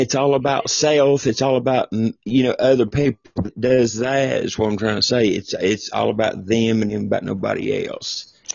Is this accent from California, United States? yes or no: no; Tennessee, United States; accent: southern twang; I'm from I'm from Tennessee.